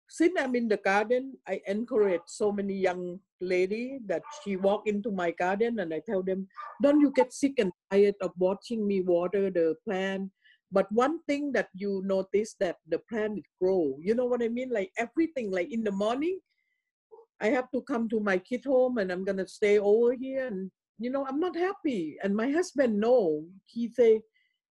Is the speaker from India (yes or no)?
no; Thailand; moved away; in my hometown, it's a lot of Taijiu people. It came from China to live in Thailand